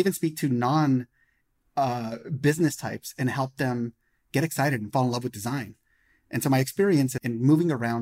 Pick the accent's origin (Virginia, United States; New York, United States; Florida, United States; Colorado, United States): Colorado, United States; Denver; now in Silicon Valley, United States; I'm an American born and raised in Denver, Colorado, but live in Silicon Valley